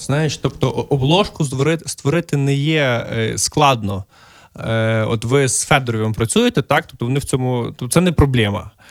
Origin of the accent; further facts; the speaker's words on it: Lviv, Lviv Oblast, Ukraine; мій рідний Львів